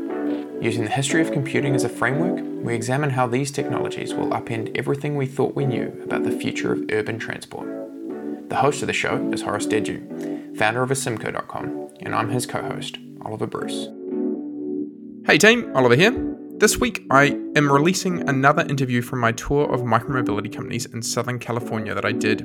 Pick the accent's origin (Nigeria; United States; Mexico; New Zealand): New Zealand; I'm from New Zealand